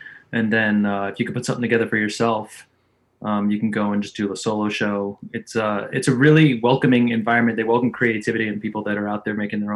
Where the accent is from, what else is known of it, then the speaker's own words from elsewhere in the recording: Farmingdale, New York, United States; I'm from Farmingdale